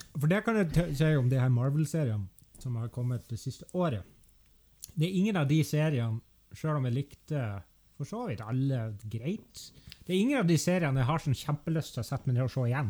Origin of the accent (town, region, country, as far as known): Norway